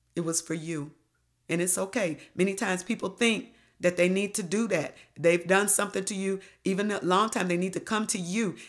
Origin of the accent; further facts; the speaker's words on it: Detroit, Michigan, United States; moved away; I came from Detroit.